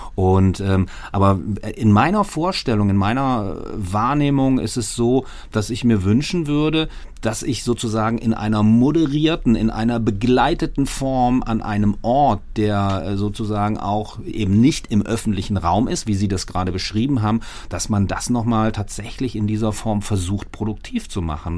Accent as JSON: {"language": "German", "country": "Germany", "said": "als Deutsche"}